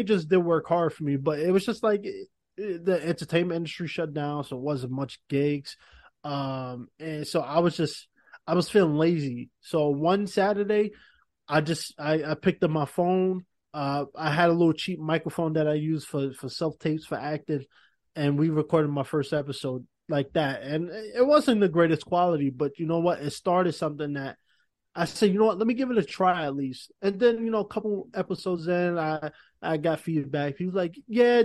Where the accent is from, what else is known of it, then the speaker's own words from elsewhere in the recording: New York City, New York, United States; as a New Yorker